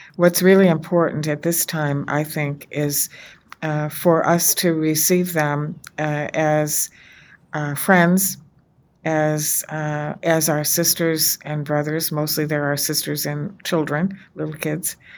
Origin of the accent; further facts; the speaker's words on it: United States; as an American, as a woman of faith